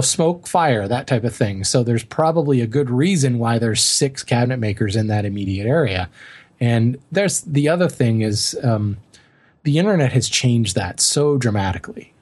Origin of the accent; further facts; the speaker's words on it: Colorado, United States; moved away; growing up in Colorado, I know very well what it's like to live in a very dry climate